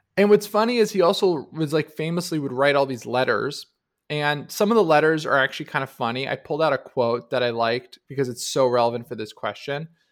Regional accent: New Jersey, United States; I grew up in New Jersey

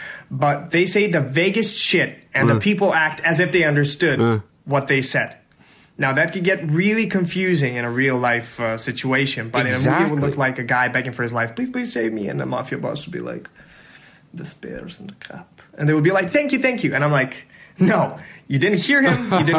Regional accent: Serbia; English is a second language; I am from Serbia.

